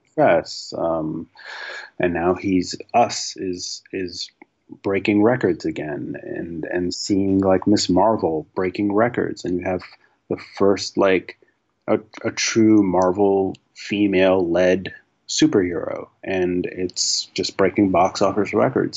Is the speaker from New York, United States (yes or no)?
yes; New York City, New York, United States; I grew up in New York City